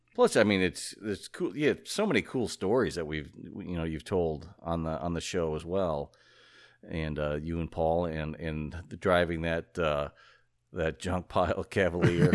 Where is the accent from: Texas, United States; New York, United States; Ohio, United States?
Ohio, United States; I grew up in Ohio